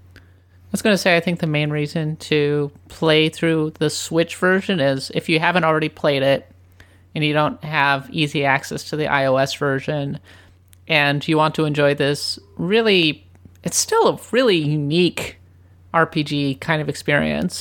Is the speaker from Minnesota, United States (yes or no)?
yes; Minnesota, United States; moved away as an adult; also born or lived in Japan; having grown up in Minnesota